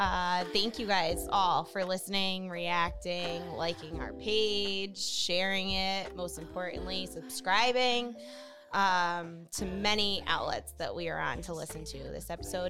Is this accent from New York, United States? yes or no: yes; Pine Bush, New York, United States; moved away as an adult; now in Rochester, United States; Originally from Pine Bush, New York. I moved to Rochester it'll be 6 years in October, actually.